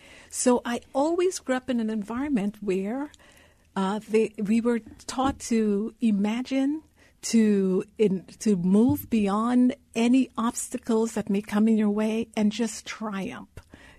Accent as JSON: {"language": "English", "country": "Guyana", "tie": "born or raised there", "moved": "yes", "lives_now": "United States", "said": "So I was born in Guyana, South America. I grew up in a country of the size of Rhode Island, less than a million people."}